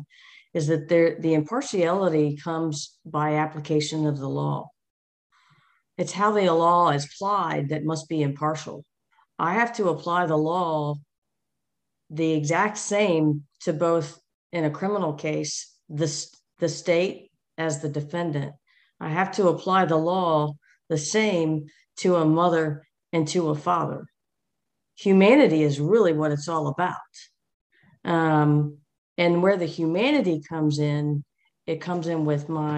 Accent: United States; now in Georgia, United States; I grew up just outside of Washington, D.C.

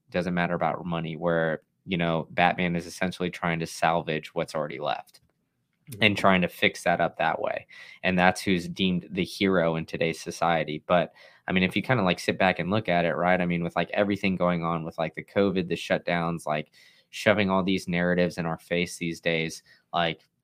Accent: Austin, Texas, United States; I grew up in Austin, Texas.

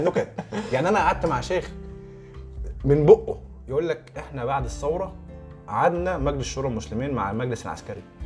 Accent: Egypt; عندنا في مصر

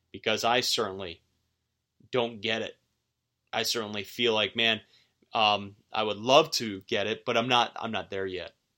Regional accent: outside of Buffalo, New York, United States; moved away; in my home high school district where I grew up outside of Buffalo

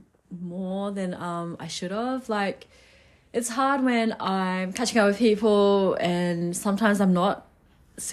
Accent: South Australia, Australia; moved away as an adult; also born or lived in Adelaide, South Australia; now in Melbourne, Australia; I am from South Australia originally and I moved to Melbourne back in August during the big black pandemic

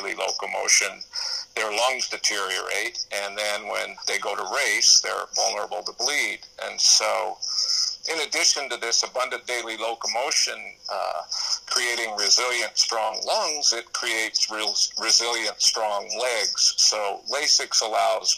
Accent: Montana, United States; When I was young, I was raised in Montana.

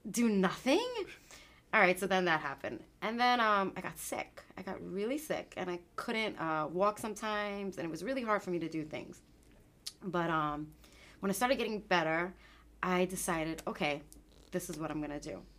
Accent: Queens, New York, United States; I'm from Queens. I'm from Queens. You know.

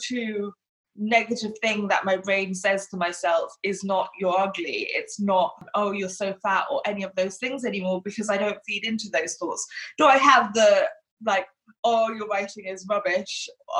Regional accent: Hong Kong; born or raised there; now in England, United Kingdom

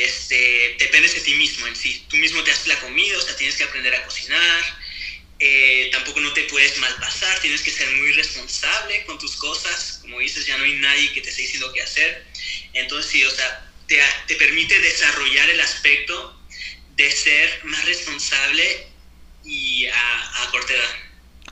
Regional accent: Torreón, Coahuila, Mexico; also born or lived in Canada; now in Saguenay, Canada; soy mexicano de nacimiento, nací en Torreón, Coahuila, y ya llevo aproximadamente unos 15 años viviendo en Canadá

